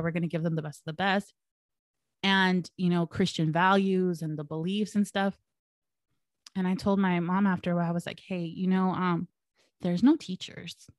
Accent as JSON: {"language": "English", "town": "El Monte", "region": "California", "country": "United States", "tie": "born or raised there", "said": "I was born and raised in El Monte, California"}